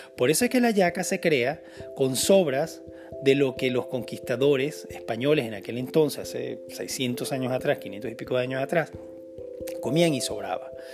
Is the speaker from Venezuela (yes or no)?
yes; Venezuela; moved away; yo vengo de Venezuela, que es un país 95% cristiano